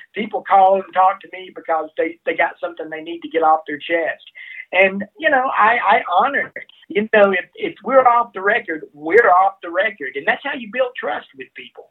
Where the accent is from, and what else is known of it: Alabama, United States; born or raised there; moved away as an adult; also born or lived in Mississippi; now in Colorado, United States